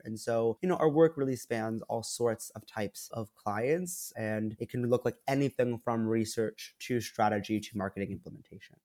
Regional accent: Princeton, New Jersey, United States; I was born in Princeton, New Jersey, born and raised in Proud.

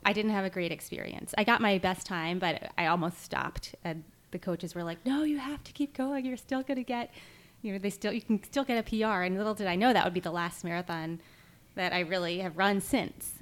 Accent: Maryland, United States; We grew up in Maryland

